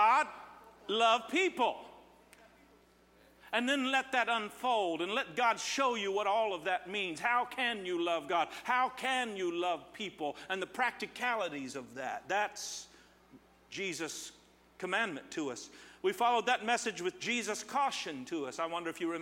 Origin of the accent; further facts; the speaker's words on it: Terre Haute, Indiana, United States; moved away; I'm from Terre Haute, and every time I say it, they holler back